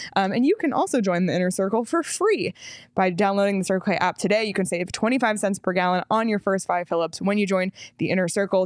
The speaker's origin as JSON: {"language": "English", "country": "Canada", "said": "I am Canadian"}